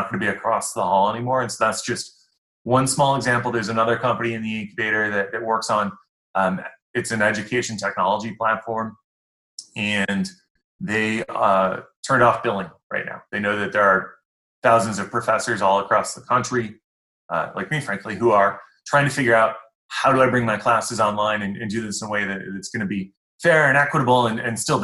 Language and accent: English; Amherst, New York, United States; moved away as an adult; also born or lived in Buffalo / Ohio / Illinois / Indiana; I'm from Buffalo. I grew up in Amherst